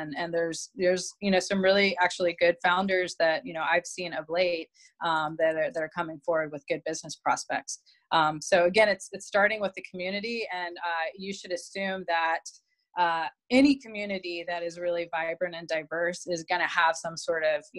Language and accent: English; Atlanta, Georgia, United States; I'm from Atlanta and my dad is from Savannah and I've spent a lot of time there.